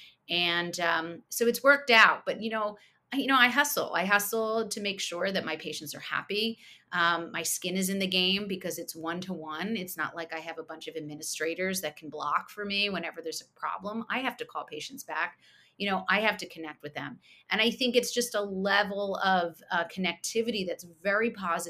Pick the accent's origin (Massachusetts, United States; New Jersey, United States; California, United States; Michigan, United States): New Jersey, United States; outside of Princeton; moved away as an adult; also born or lived in New York City, United States / Philadelphia, United States; we moved to where I grew up outside of Princeton, New Jersey